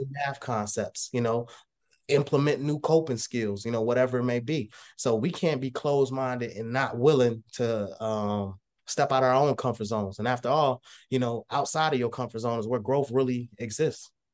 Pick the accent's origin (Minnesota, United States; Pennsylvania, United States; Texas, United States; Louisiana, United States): Texas, United States; now in Illinois, United States; originally I'm from Texas, uh, moved to Illinois